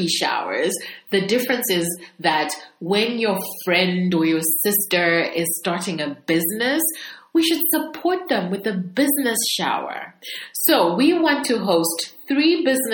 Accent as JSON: {"language": "English", "country": "Zambia", "also_born_or_lived": "United Kingdom / United States", "moved": "yes", "said": "So I'm from Zambia, and I left Zambia to do studies for about 7 years, you know, when I was young. I lived in the UK and the US, and then I came back to Zambia."}